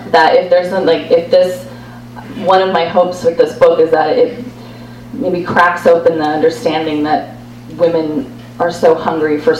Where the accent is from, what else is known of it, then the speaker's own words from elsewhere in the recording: Canada; now in United States; I am Canadian, so I'm technically, I'm technically an immigrant.